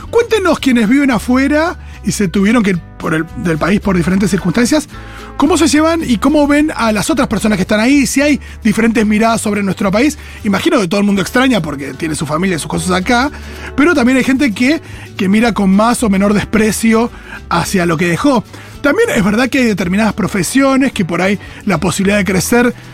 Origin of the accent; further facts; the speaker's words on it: Argentina; que se mueran los argentinos en Argentina y yo no soy más que un argentino.